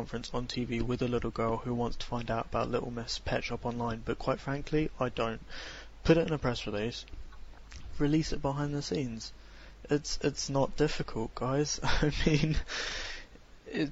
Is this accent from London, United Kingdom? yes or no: no; Glasgow, Scotland, United Kingdom; moved away; I'm from Glasgow.